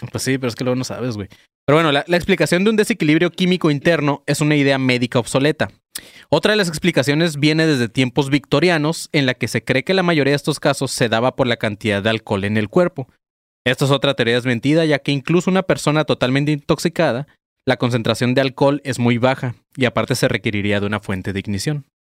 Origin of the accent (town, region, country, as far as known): Tijuana, Baja California, Mexico; born or raised there; also born or lived in Colima